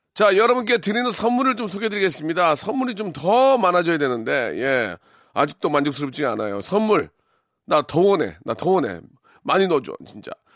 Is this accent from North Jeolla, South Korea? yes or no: yes; Gunsan, North Jeolla, South Korea; 제 고향 군산